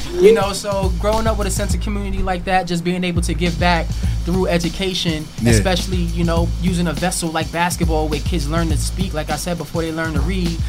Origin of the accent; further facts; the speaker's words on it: Brooklyn, New York, United States; also born or lived in Queens / Long Island / Newark; So I grew up in Brooklyn. I also grew up in Queens. I also grew up in Long Island, Newark, New Jersey.